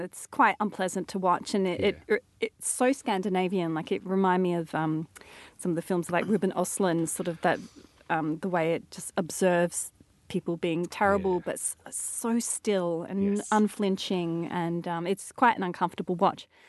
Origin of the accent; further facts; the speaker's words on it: Adelaide, South Australia, Australia; Adelaide, my hometown.